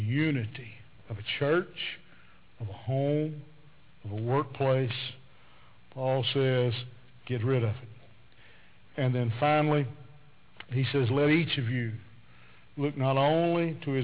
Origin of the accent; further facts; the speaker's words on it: the South, United States; I'm from the South